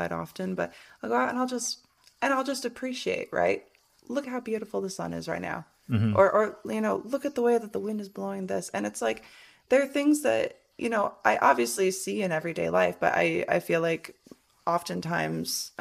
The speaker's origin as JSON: {"language": "English", "region": "Michigan", "country": "United States", "tie": "born or raised there", "also_born_or_lived": "Washington", "moved": "yes", "lives_now": "Las Vegas, United States", "said": "growing up in Michigan."}